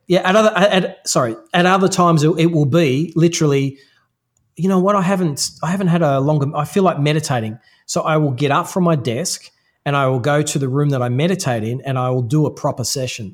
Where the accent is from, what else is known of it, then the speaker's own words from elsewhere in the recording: Australia; there's a certain way that I am through being Australian